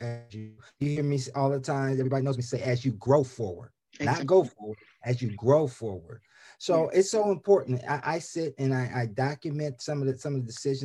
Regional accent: Columbus, Ohio, United States; moved away as an adult; also born or lived in Arizona; now in Laurel, United States; I was born and raised in Columbus, Ohio

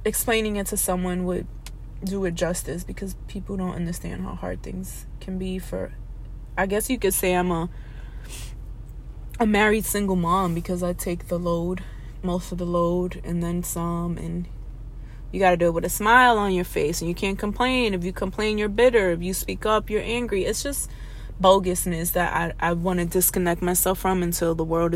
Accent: New York City, New York, United States; I'm from the Bronx

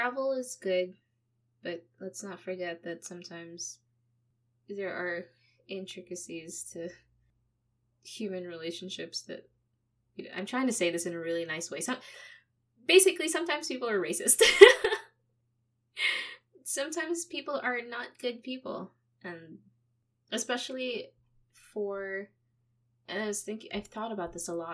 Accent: Philippines; now in Canada; I'm Canadian, but I grew up in the Philippines

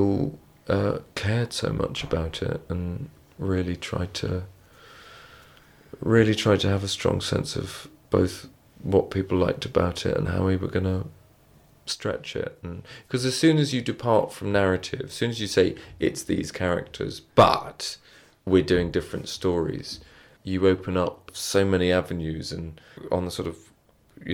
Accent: England, United Kingdom; as English people

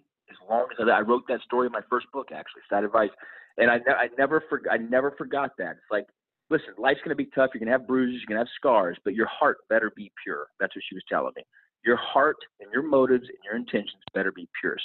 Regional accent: Dallas, Texas, United States; I was born and raised in Dallas, Texas

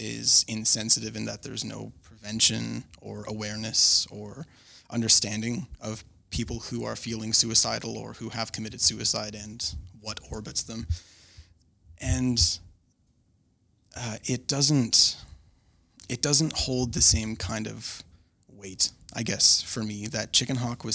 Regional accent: Canada; I'm also Canadian

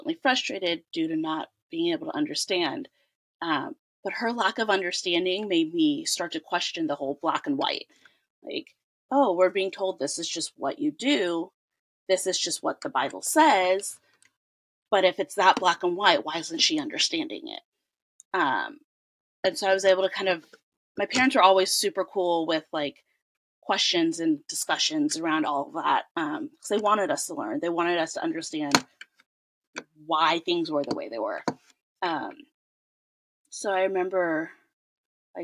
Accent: California, United States; I'm born and raised in California

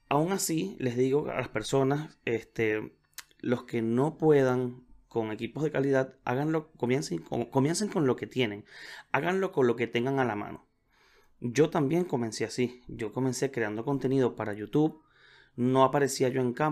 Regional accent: Venezuela; now in Chile; tuve que viajar, me fui de, de Venezuela, los que me conocen saben que estoy viviendo en Chile

